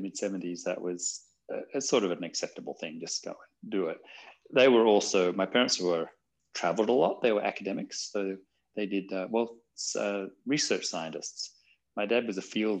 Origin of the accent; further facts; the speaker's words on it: Australia; as a young person growing up in Australia